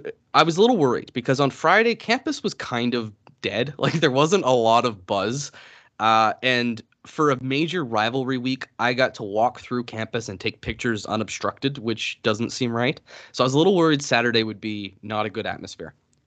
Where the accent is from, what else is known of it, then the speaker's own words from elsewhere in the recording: Atlantic Canada, Canada; I'm like from East Coast Canada. We can't speak without swearing.